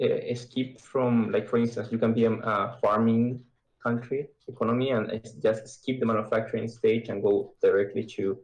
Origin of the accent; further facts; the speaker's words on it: Chile; because I'm from Chile